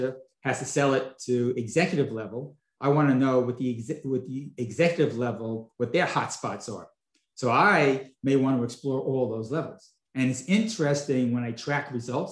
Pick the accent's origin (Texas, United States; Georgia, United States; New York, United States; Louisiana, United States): New York, United States; Long Island; also born or lived in Brooklyn, New York; now in Palm Beach, United States; I was born in Brooklyn. I grew up most of my younger life on Long Island. And then moved down here to Florida.